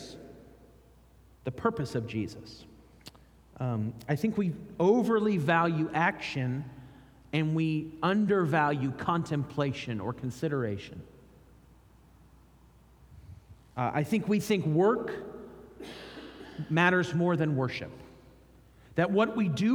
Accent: United States; I'm from America

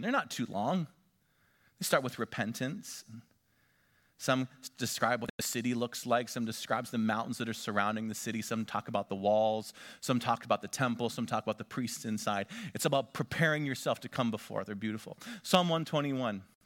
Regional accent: Northwestern Pennsylvania, United States; moved away; Elise and I grew up back in Northwestern Pennsylvania

